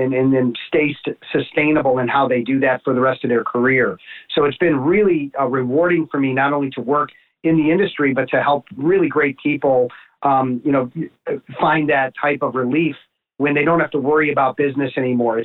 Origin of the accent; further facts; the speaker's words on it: Chicago, Illinois, United States; I grew up in the North Shore of Chicago